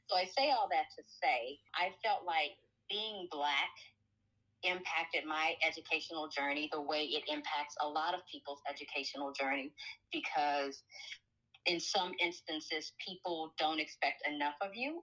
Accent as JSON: {"language": "English", "town": "Alexandria", "region": "Louisiana", "country": "United States", "tie": "born or raised there", "moved": "as an adult", "lives_now": "Los Angeles, United States", "said": "I grew up in Alexandria, Louisiana."}